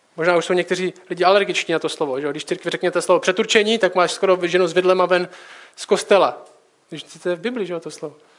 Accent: Czechia; jsme Češi

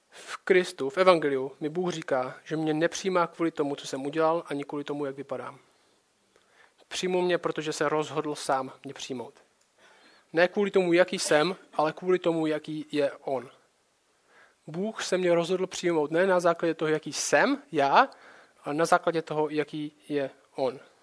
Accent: Czechia; Moje hlavní identita není, že jsem Čech

